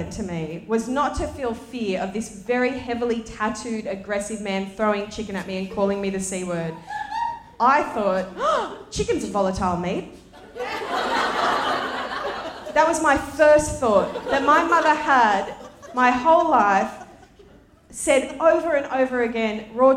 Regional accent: Sydney, New South Wales, Australia; I grew up in Western Sydney. I went to school in Western Sydney

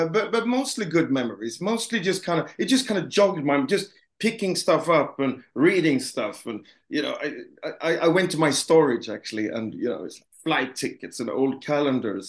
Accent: Gothenburg, Västra Götaland, Sweden; Gothenburg, my hometown.

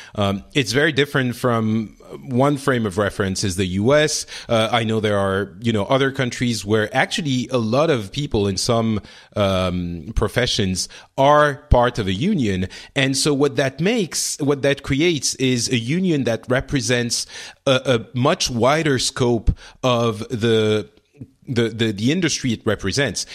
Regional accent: France; the one I'm living in right now, France

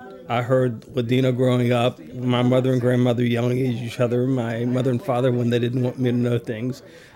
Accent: Atlanta, Georgia, United States; I'm from Atlanta, Georgia, and I'm age 57. I'm Sephardic on both sides.

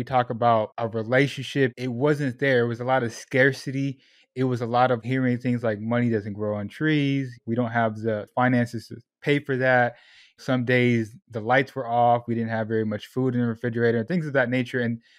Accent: Sacramento, California, United States; also born or lived in Portland, Oregon; I was born in Southern California, moved to Portland, Oregon, where there are even less Puerto Ricans out there. And then on my 13th birthday, I was in a U-Haul driving to Sacramento, California. And that's where I tell people, that's where I grew up, Northern California.

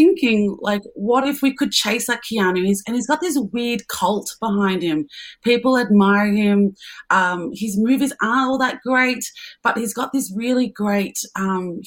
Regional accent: Melbourne, Victoria, Australia; I'm from Melbourne.

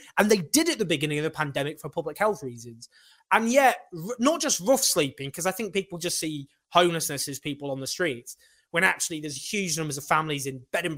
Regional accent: Sheffield, Yorkshire and the Humber, United Kingdom; also born or lived in Falkirk, Scotland; where I grew up in Sheffield

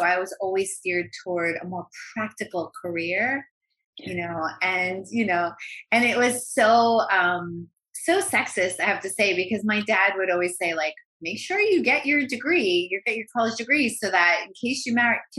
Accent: New York, United States; now in Los Angeles, United States; Oh my God. I grew up talking like this. I grew up in an Italian American family, and I'm one of six kids, and you know, we were Irish Italian.

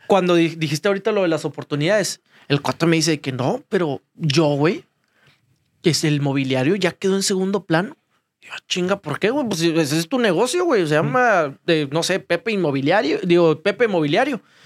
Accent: Ciudad Victoria, Tamaulipas, Mexico; moved away; Yo fui paqueterito cuando era chiquito en Ciudad Victoria.

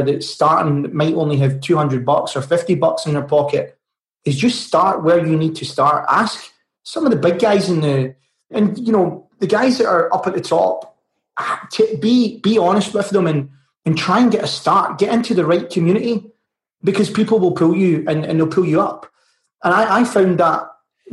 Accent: Glasgow, Scotland, United Kingdom; From Bonnie, Scotland in Glasgow

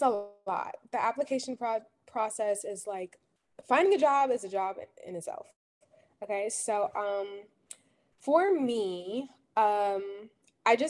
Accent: Jersey City, New Jersey, United States; I'm from Jersey City, New Jersey

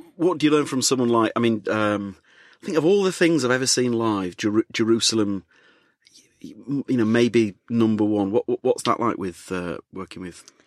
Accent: Leeds, Yorkshire and the Humber, United Kingdom; moved away as an adult; now in London, United Kingdom; I'm from Leeds

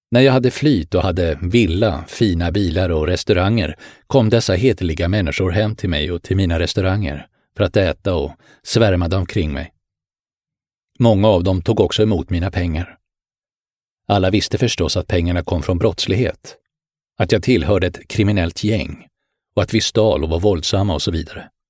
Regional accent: Bro, Stockholm County, Sweden; also born or lived in Helsinki, Finland; jag föddes i Helsingfors. Min pappa var företagare och vi bodde på Brändö. Efter pappas död flyttade jag med min mamma och storebror till Stockholmsförorten Bro på min sexårsdag.

